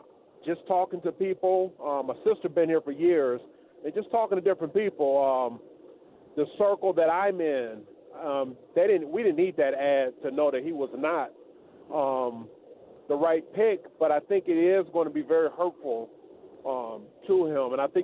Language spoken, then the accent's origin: English; Detroit, Michigan, United States; now in Georgia, United States; I'm from Detroit.